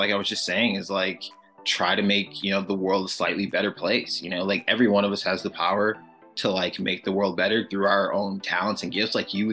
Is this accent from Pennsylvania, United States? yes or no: no; New Orleans, Louisiana, United States; growing up in New Orleans